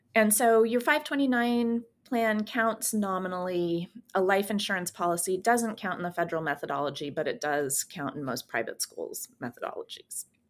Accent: San Francisco Bay Area, California, United States; also born or lived in Germany; now in Portland, United States; I grew up in California in the, um, in the San Francisco Bay Area, and I live in Portland, Oregon now

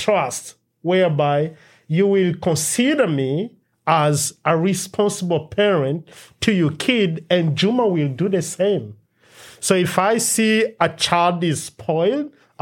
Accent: DR Congo; now in United States; our culture where we grew up in Democratic Republic of Congo.

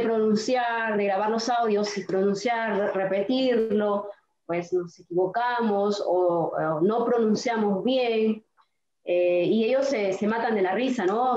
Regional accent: Piura, Peru; moved away as an adult; also born or lived in Córdoba, Argentina / Misiones, Argentina; now in Jardín América, Argentina; soy de Perú, de Piura

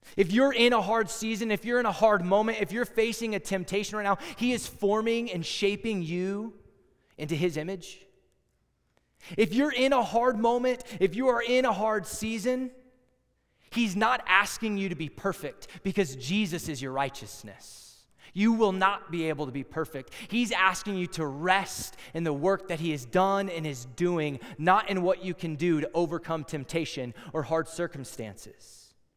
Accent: Texas, United States; moved away as an adult; also born or lived in Iowa; I'm from Texas

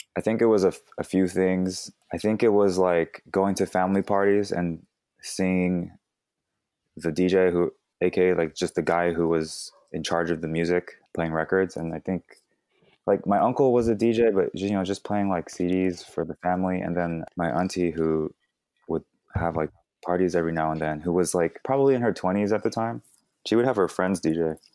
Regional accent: Fremont, California, United States; also born or lived in Daly City / Vallejo; I was born in Daly City, and I was in Daly City till, like, five, five years old, and then I moved to Fremont, which is where I did, like, a majority of my growing up

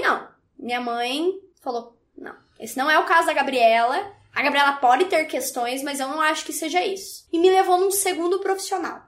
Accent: Ponta Grossa, Paraná, Brazil; eu sou aqui do Paraná, de uma cidade próxima de Curitiba, onde a gente tá, que é Ponta Grossa

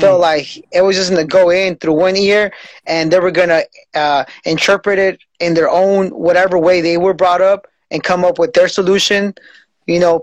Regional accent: Salinas, California, United States; I'm from Salinas

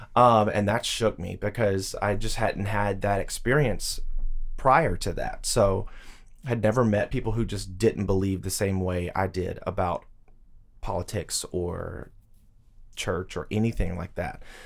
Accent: Tuscaloosa, Alabama, United States; moved away as an adult; now in Nashville, United States; the University of Alabama is in my hometown

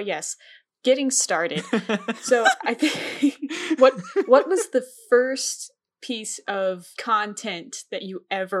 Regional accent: Texas, United States; Especially in Texas, we say in.

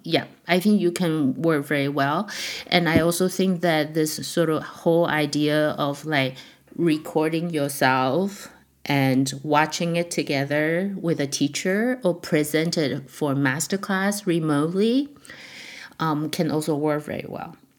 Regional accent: Taiwan; also born or lived in San Diego / Montreal; now in Toronto, Canada; when I was growing up in Taiwan

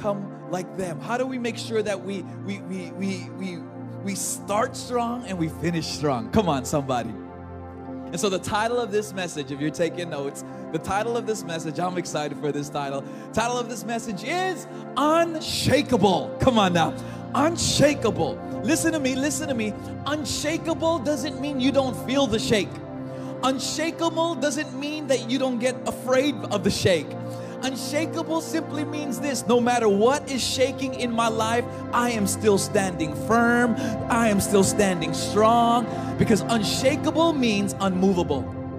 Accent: Los Angeles, California, United States; I was born and raised in Los Angeles.

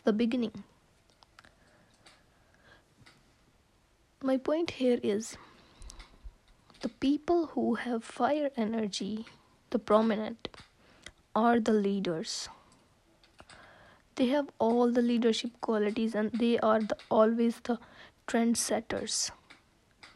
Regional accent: India; I'm from India

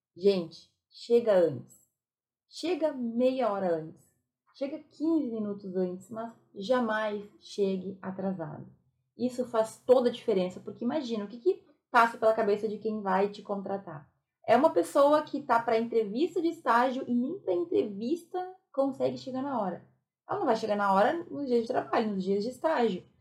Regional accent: Rio Grande do Sul, Brazil; Eu sou gaúcha

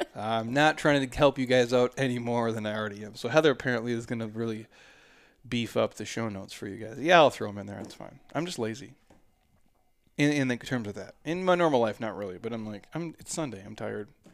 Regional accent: Minnesota, United States; now in Arizona, United States; I grew up in Minnesota

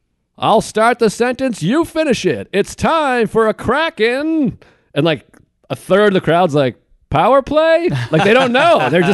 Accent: New England, United States; moved away; I'm from New England, so we have all the oldest franchises.

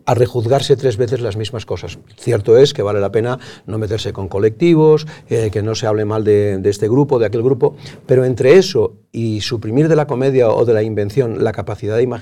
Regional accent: Barcelona, Catalonia, Spain; yo soy de Barcelona, como se sabe, había mucha más libertad en ese momento.

